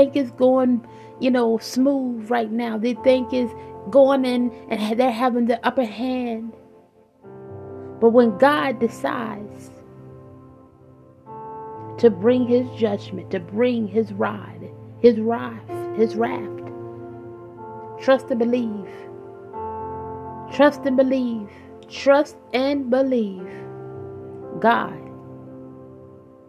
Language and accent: English; Virginia, United States; moved away; When I opened my Bible back in Virginia, and I began to know the Lord, and I was getting mistreated in my home